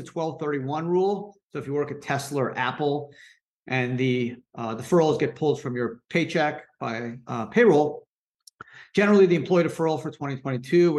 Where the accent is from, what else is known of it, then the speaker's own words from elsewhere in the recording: Canada; moved away as an adult; also born or lived in New York; I was born in Canada, went to law school in New York